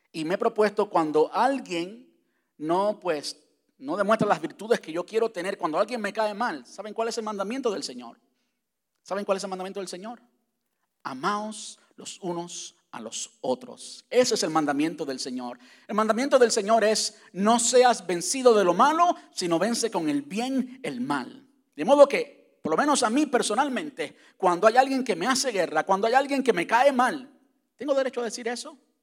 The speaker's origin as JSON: {"language": "Spanish", "country": "Cuba", "tie": "born or raised there", "moved": "yes", "said": "cuando estaba en la, en la high school en, Cuba"}